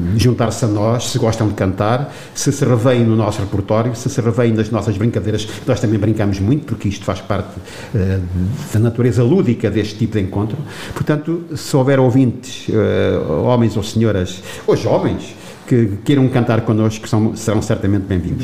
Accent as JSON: {"language": "Portuguese", "town": "Torres Novas", "region": "Centro", "country": "Portugal", "tie": "born or raised there", "moved": "as an adult", "lives_now": "Entroncamento, Portugal", "said": "sou natural de Torres Novas, de uma aldeia do Conselho, da eh, junto à Serra, a minha querida Serra daira, Aira, a aldeia chama-se Ressaldia, eh, mas nasci aqui em Torres Novas"}